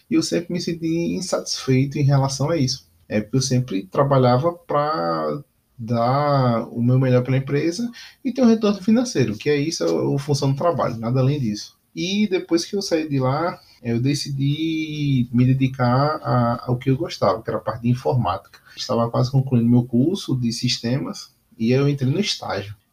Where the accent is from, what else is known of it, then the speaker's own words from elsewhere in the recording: Aracaju, Sergipe, Brazil; voltei para a minha cidade natal, que era é Aracaju.